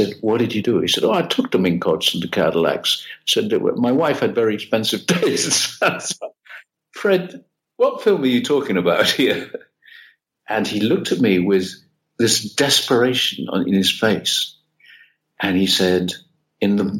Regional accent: United Kingdom; now in Italy; being British and not being Italian

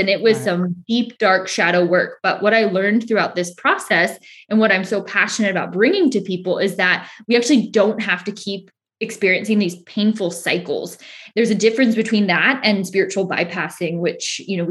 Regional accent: Northern California, United States; moved away as an adult; now in Southern California, United States; I was originally from Northern California, moved to Southern California

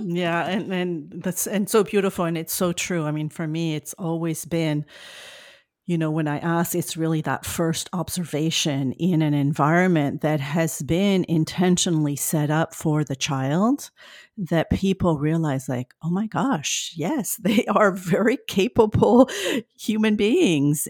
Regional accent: France; accent: French; my French accent

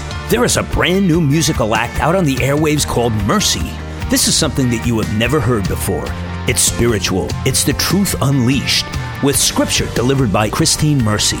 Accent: New Jersey, United States; we're in my home state of New Jersey today

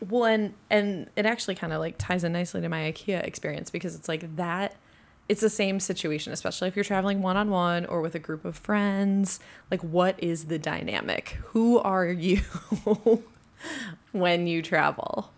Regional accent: United States; also born or lived in Fort Worth / Minnesota; I, also being American

